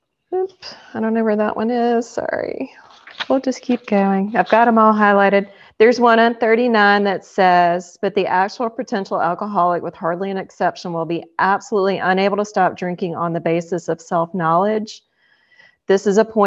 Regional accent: Alpharetta, Georgia, United States; I'm from Alpharetta, Georgia.

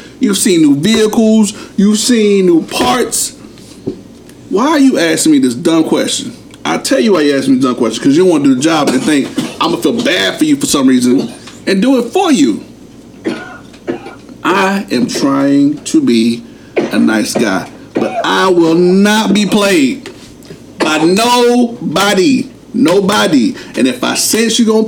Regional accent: New Jersey, United States; We are from Jersey

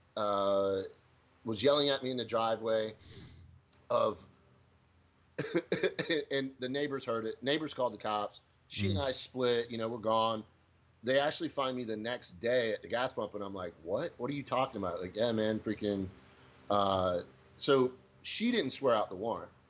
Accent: Pamlico County, North Carolina, United States; So I grew up in Pamlico County, one of the largest counties but lowest populations in this district.

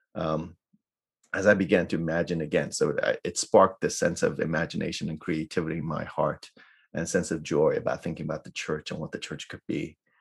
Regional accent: New York City, New York, United States; now in Irvine, United States; I grew up in New York City, so I'm a city kid

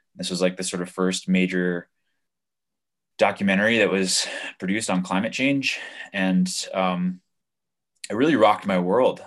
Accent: Hudson Valley, New York, United States; moved away as an adult; now in Colorado, United States; I moved back to my hometown in New York

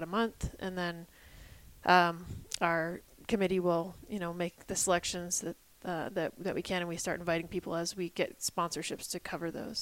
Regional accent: United States; moved away as an adult; also born or lived in Illinois / Ohio / New Hampshire / Colorado; now in Sheridan, United States; I grew up in Illinois and Ohio

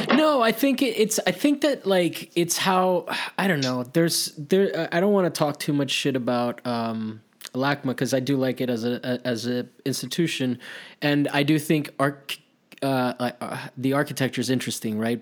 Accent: Miami, Florida, United States; also born or lived in Maryland; I grew up, I went to middle school and high, uh, high school in Miami

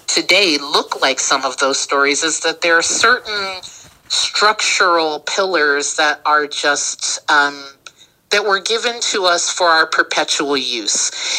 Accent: Texas, United States; Like, I came from Texas. I'm a Texas acorn.

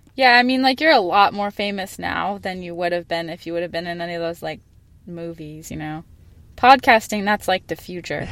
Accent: Phoenix, Arizona, United States; I'm from Phoenix

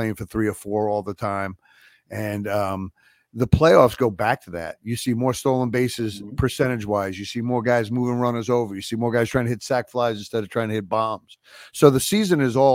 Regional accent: New York, United States; growing up in New York

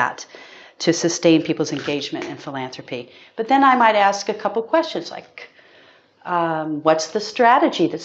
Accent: United States; as an American

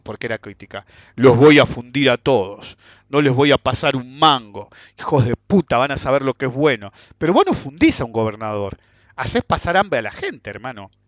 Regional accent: Buenos Aires, Argentina; somos de Buenos Aires

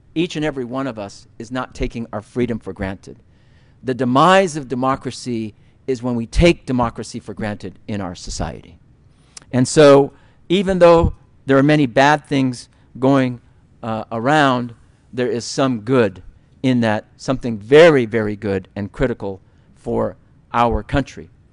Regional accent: United States; as American Muslims, as Americans

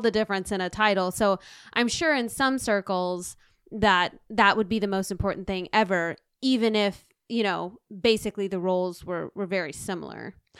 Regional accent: the South, United States; I'm from the South

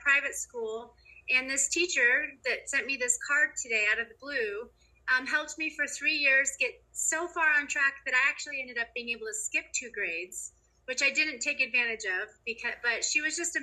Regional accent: North Bend, Washington, United States; also born or lived in Rawlins, Wyoming; I grew up in North Bend, which is right next to Snoqualmie Pass

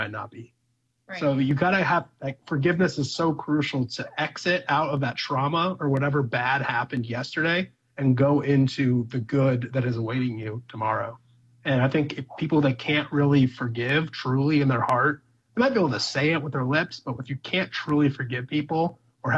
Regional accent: Ireland; I'm Irish

